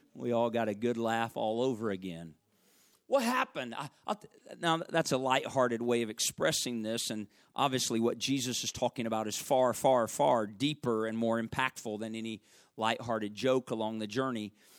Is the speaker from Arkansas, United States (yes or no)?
yes; Arkansas, United States; I'm from Arkansas